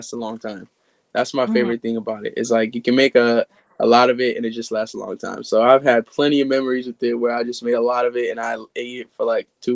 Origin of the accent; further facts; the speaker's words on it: Kenya; I'm Kenyan, so my Kenyan food culture is very strong upon me